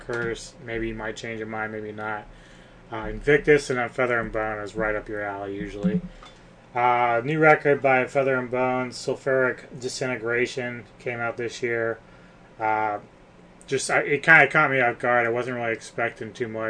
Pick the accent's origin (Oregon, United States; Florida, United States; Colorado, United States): Colorado, United States; Aurora; I am from Aurora, Colorado